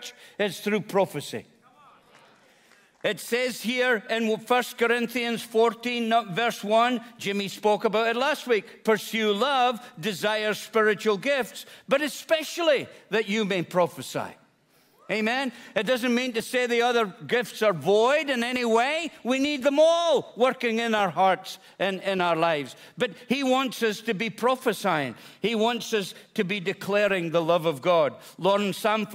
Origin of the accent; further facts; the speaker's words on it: Scotland, United Kingdom; moved away; I'm a Scotsman